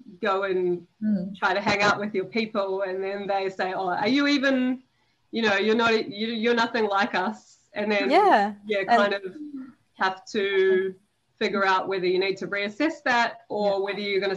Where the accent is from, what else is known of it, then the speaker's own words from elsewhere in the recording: Raumati South, Wellington, New Zealand; I'm from a small beach town in New Zealand. It's called Raumati South, and it's in the Wellington region